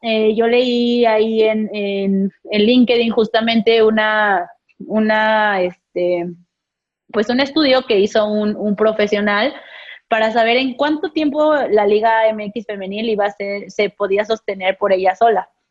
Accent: Mexico; como mexicanos, somos muy entrones

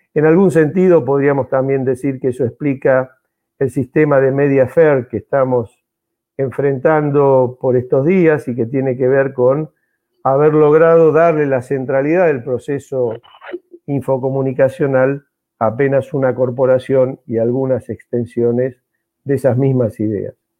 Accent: Mar del Plata, Buenos Aires Province, Argentina; soy eh, malplatense, así que me reivindico como bonaerense

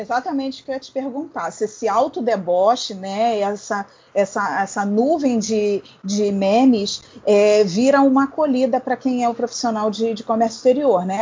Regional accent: Rio de Janeiro, Brazil; Eu sou do Rio

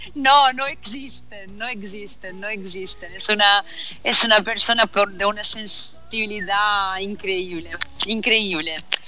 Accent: Italy; Spanish is a second language; now in China; soy italiana, Marco, eh, soy italiana y yo nací en Italia

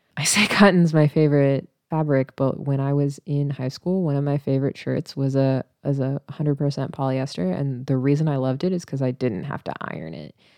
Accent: Missouri, United States; moved away; I grew up in a town with eight thousand people, right? And it's, like, two hours away from, like, Saint Louis and Kansas City in Missouri

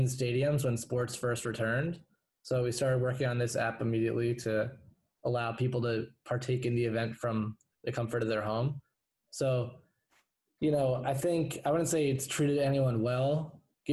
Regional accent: New Jersey, United States; also born or lived in Massachusetts; So I'm from New Jersey. Grew up here and went to college up in Massachusetts

